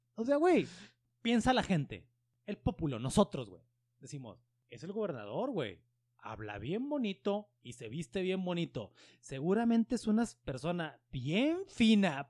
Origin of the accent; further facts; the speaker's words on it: Mexico; soy mexicano